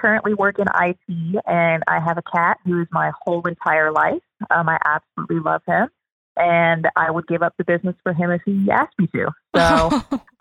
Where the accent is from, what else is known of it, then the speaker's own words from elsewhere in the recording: Louisville, Kentucky, United States; I grew up in Louisville, Kentucky